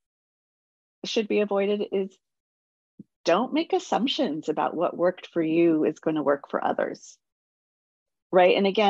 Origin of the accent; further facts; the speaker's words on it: San Francisco, California, United States; I grew up in the Mission